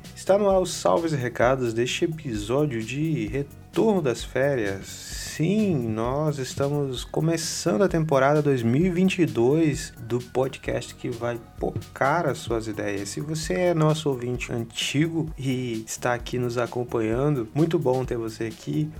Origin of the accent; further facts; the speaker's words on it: Capixaba, Espírito Santo, Brazil; nós somos um podcast de Vitória, somos capixabas